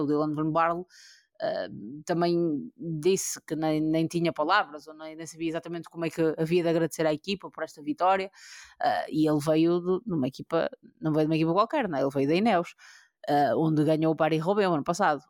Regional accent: Portugal; nós, como, como portugueses

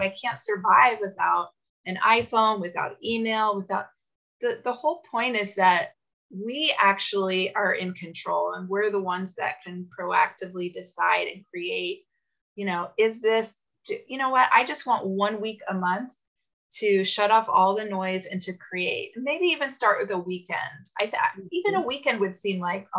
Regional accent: United States

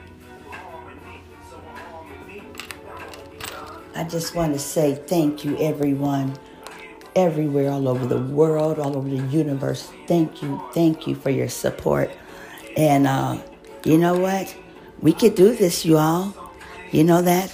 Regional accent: Cleveland, Ohio, United States; in my hometown in Ohio, Cleveland especially, the skies are gray quite a bit

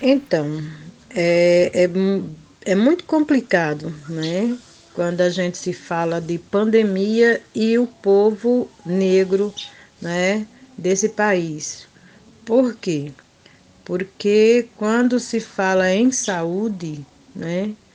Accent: Mirandiba, Pernambuco, Brazil; sou da comunidade quilombola de Feijão e Posse, município de Mirandiba, Pernambuco

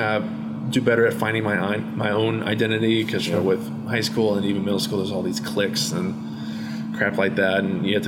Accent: Blue Springs, Missouri, United States; born or raised there; also born or lived in Shawnee Mission, Kansas; now in Maryland, United States

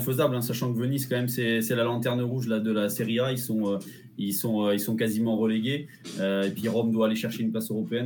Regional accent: Clermont-Ferrand, Auvergne-Rhône-Alpes, France; moved away as an adult; also born or lived in south of France; depuis que j'ai quitté Clermont et, et, que je suis maintenant dans le sud de la France

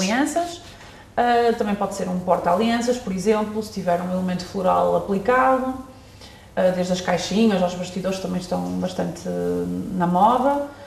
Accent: Northern Zone, Norte, Portugal; sou de, da Zona Norte

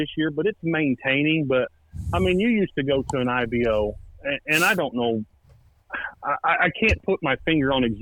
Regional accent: Indiana, United States; I've lived in the same town my whole life

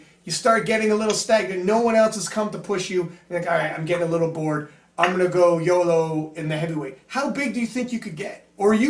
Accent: Canada; we're from Canada.

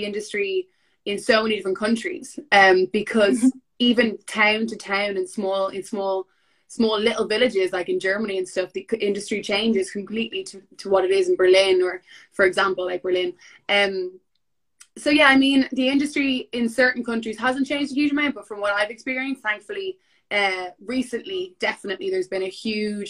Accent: Dublin, Leinster, Ireland; I am a model by profession. I'm from Dublin.

